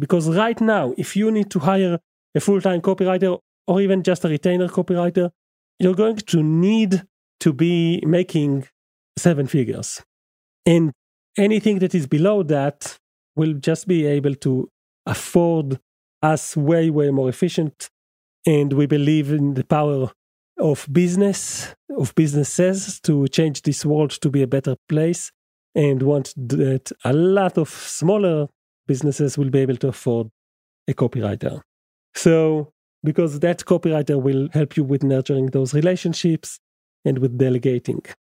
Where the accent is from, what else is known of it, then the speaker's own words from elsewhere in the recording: Israel; English is a second language; English is my second language, as you must, must have guessed. I'm from Israel